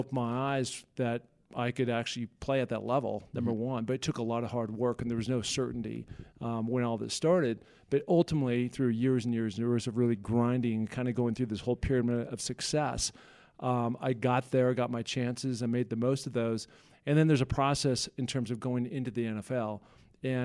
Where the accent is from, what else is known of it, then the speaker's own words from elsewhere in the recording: Seattle, Washington, United States; moved away as an adult; also born or lived in California; Yeah, so I grew up in Seattle, Washington